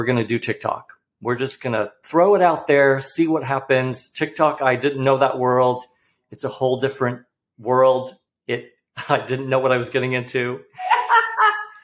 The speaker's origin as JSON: {"language": "English", "region": "New England", "country": "United States", "moved": "yes", "lives_now": "Portland, United States", "said": "I'm from the East Coast. I'm from New England."}